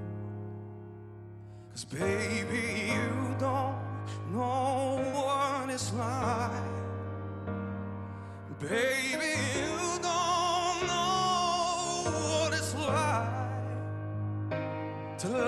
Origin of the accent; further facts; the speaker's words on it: East Tennessee, United States; now in Orange County, United States; I'm originally from East Tennessee, but right now I live in Orange County.